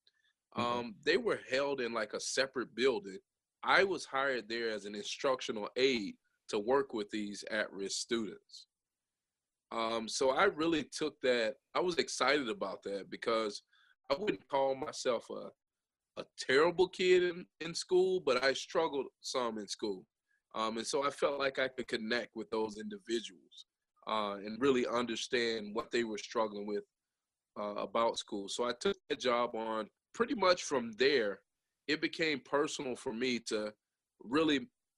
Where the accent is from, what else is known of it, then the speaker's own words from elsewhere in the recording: Jasper, Alabama, United States; we grew up in Jasper, Alabama. I grew up actually on Coke Oven in Jasper